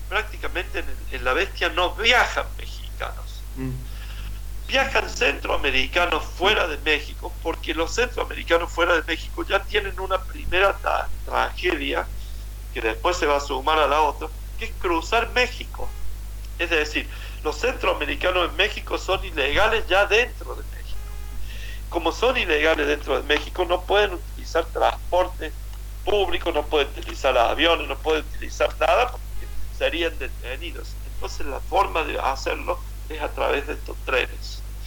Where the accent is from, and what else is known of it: Argentina